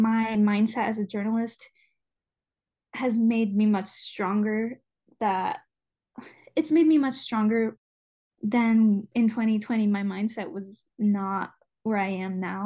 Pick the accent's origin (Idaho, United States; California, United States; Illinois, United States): Idaho, United States; North; moved away as an adult; also born or lived in Treasure Valley, Idaho; now in Boise, United States; I come from North Idaho, and then I've lived in the Treasure Valley, this capital area, for over